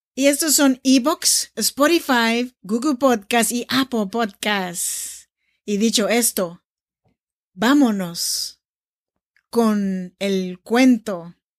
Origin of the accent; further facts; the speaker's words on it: Oaxaca, Mexico; now in Sacramento, United States; Soy nacida en Oaxaca, México. Me da mucho gusto saludarte desde Sacramento, California.